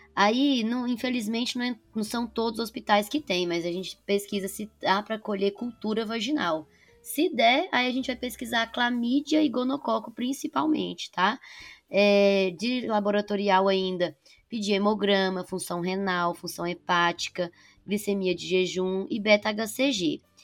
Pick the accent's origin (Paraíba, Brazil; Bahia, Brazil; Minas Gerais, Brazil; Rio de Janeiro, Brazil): Minas Gerais, Brazil; Patos de Minas; moved away as an adult; now in São Paulo, Brazil; Eu sou de Patos de Minas, mas fiz faculdade aqui em São Paulo